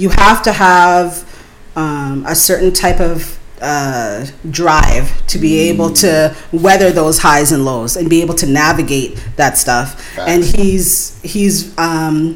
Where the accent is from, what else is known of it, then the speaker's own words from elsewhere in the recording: Guyana; now in Toronto, Canada; I'm Guyanese, but it's a West Indian thing.